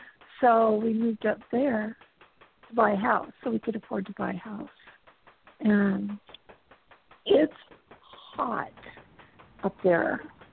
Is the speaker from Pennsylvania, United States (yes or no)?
no; Valencia, California, United States; moved away as an adult; also born or lived in Burbank, California / Antelope Valley, California / Colorado; now in Pacific Northwest, United States; I grew up in Valencia. Well, from when I was 9. Before that, I lived in Burbank. And then at 9 years old, we moved out to the Valencia, Santa Clarita area.